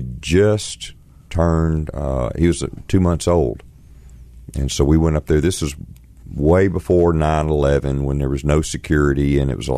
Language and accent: English; Millington, Tennessee, United States; also born or lived in Illinois; we came back home, and he opened his own practice in Millington.